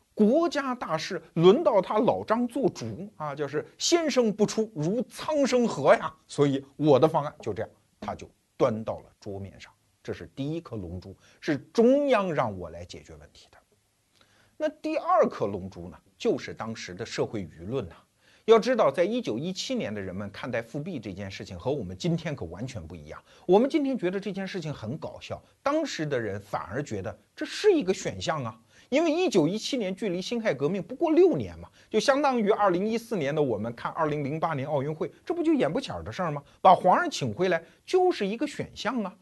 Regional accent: China; 我们中国人

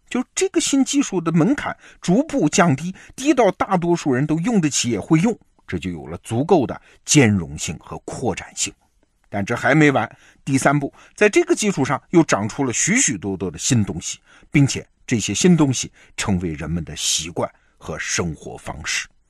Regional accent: China; 我们中国人

